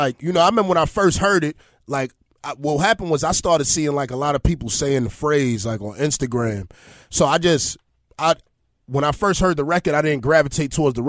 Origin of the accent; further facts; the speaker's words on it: Honduras; New Orleans, I like New Orleans, too, because I'm from Honduras, and I got a lot of family in New Orleans for some reason.